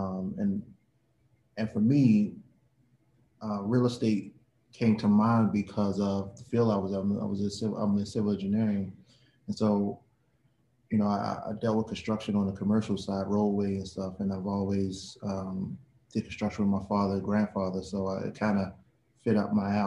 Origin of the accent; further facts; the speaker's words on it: Baltimore, Maryland, United States; We're both from Baltimore, you know, born and raised in Baltimore.